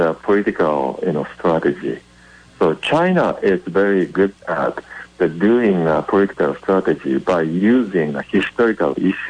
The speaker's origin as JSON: {"language": "English", "country": "Japan", "said": "Actually, I'm from Japan."}